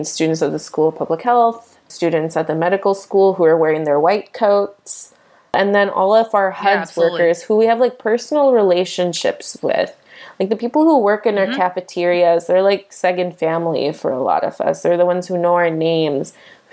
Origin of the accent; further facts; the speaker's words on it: Midwest, United States; moved away; we are both from the Midwest